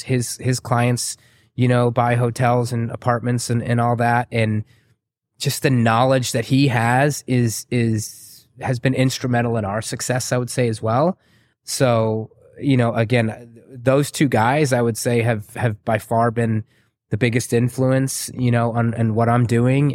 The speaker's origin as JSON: {"language": "English", "town": "San Antonio", "region": "Texas", "country": "United States", "tie": "born or raised there", "also_born_or_lived": "Waco, Texas / Chicago", "said": "I grew up in San Antonio."}